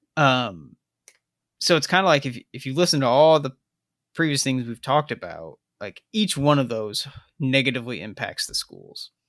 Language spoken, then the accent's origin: English; South Bend, Indiana, United States; my hometown